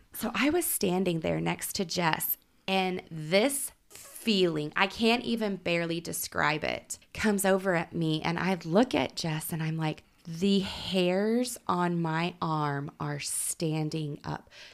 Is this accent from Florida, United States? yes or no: no; Oklahoma City, Oklahoma, United States; I grew up in Oklahoma City. We had Frontier City.